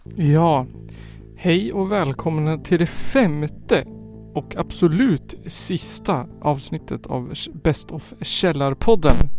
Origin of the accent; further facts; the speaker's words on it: Skåne, Sweden; Född den 23 maj 1991 i Hemsödynge i Skåne